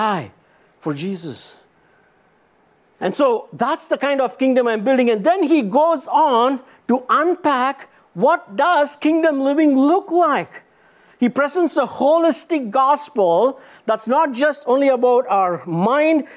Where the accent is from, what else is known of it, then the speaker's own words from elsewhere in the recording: India; moved away; I was born and raised in India